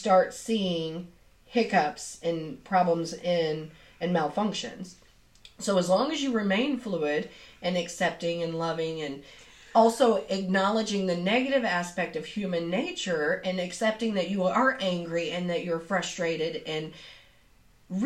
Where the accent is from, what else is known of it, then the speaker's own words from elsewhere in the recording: Southeast Missouri, United States; accent: twang; I come from Southeast Missouri. And I have a little bit of a twang